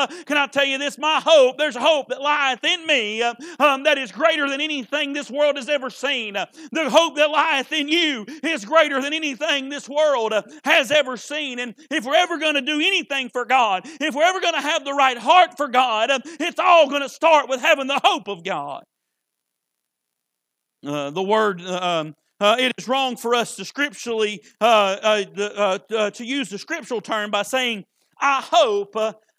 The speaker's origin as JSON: {"language": "English", "country": "United States", "said": "I'm an American"}